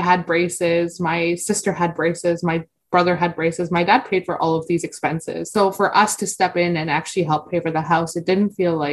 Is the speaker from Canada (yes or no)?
yes; Stoney Creek, Ontario, Canada; also born or lived in India / Afghanistan; I'm 27 years old, and I'm from Stoney Creek, Ontario.